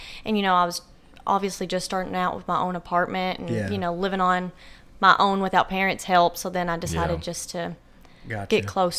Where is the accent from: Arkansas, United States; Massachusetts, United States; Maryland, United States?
Arkansas, United States; Mount Pleasant; moved away as an adult; now in Batesville, United States; I am originally from Mount Pleasant, Arkansas, obviously. That's where I'm at. But I originally just moved to Batesville about 4 or 5 years ago.